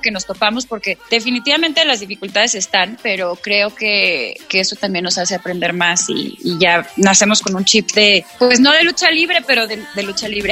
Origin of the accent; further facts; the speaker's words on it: Mexico; yo estoy orgullosa de mi tierra